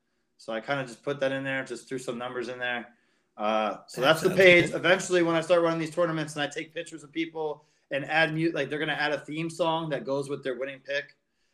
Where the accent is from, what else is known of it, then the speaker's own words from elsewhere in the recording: New Jersey, United States; I'm an Italian jerk off. I am from Jersey. My parents from – my grandparents from Newark.